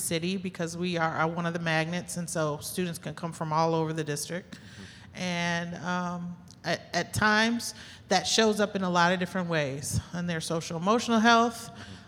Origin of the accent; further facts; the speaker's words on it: South Bend, Indiana, United States; I'm born and raised in South Bend, lived here my whole life